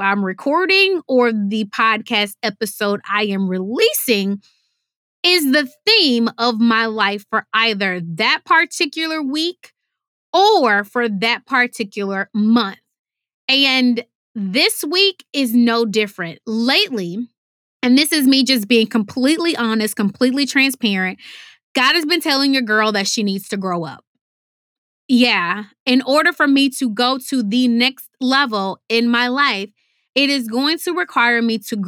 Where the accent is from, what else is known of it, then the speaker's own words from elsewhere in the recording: Houston, Texas, United States; I'm from Houston, Texas, and we say, y'all, which means you all.